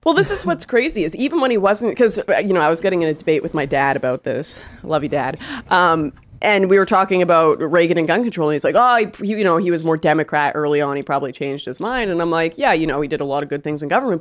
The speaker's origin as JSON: {"language": "English", "country": "Canada", "said": "I'm from Canada"}